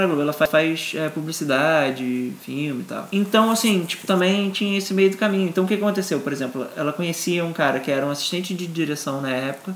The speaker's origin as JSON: {"language": "Portuguese", "region": "Rio de Janeiro", "country": "Brazil", "tie": "born or raised there", "said": "sou nascido, criado no Rio, apesar do meu pai ser Robertinho de Recife e minha mãe ser pernambucana também"}